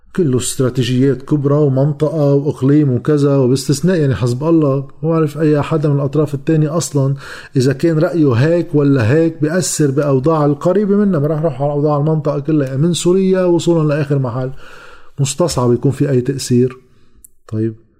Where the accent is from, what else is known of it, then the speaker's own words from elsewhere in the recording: Lebanon; لنا كلبنانيين